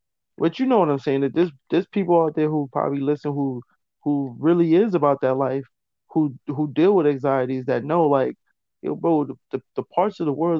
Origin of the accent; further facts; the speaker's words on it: East Coast, United States; I'm from the East Coast, so like, I don't know how people gonna jock my style, how I talk